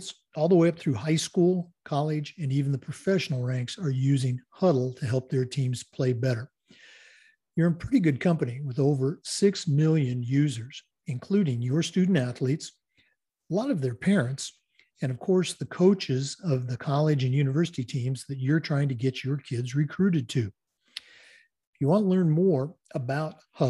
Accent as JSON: {"language": "English", "region": "Oregon", "country": "United States", "tie": "born or raised there", "moved": "yes", "said": "We're going all the way back to my home state today, the great state of Oregon"}